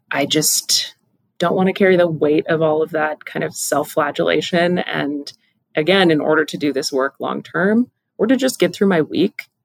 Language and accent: English; Pacific Northwest, United States; Also, again, growing up in the Pacific Northwest, get outside.